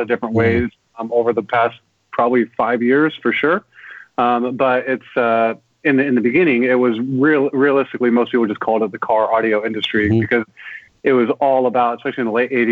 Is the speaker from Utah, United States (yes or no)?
no; Gilbert, Arizona, United States; also born or lived in Virginia / New York; I grew up in a small town in Arizona called Gilbert